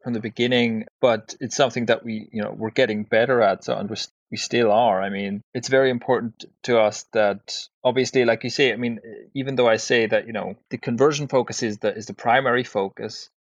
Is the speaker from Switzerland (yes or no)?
yes; Switzerland; So I grew up in Switzerland, but I have parents of Irish heritage on the one side and Italian heritage on the other side, so quite a mixed bag there.